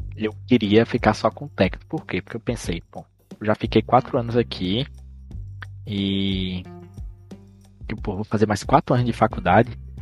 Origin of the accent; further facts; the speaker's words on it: Casa Nova, Bahia, Brazil; eu não sou de Petrolina, eu sou de Casa Nova